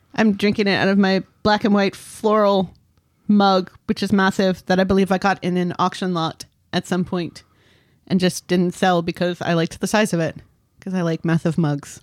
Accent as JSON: {"language": "English", "country": "United States", "said": "I'm American and not British"}